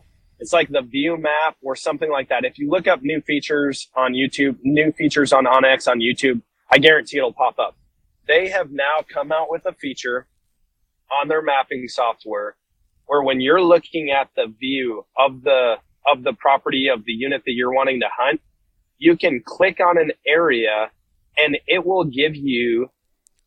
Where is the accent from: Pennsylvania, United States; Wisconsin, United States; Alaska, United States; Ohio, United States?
Wisconsin, United States; coming from the Midwest, yeah, you could, like, growing up in Wisconsin